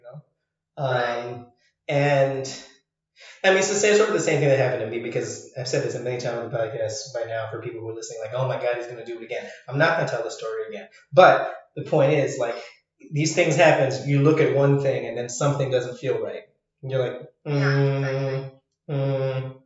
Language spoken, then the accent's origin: English; Ireland; also born or lived in France / Asia; as an Irish person